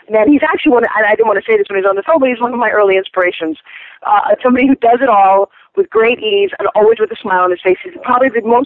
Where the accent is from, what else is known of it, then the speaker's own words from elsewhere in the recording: Long Island, New York, United States; I grew up on Long Island in the 60s and 70s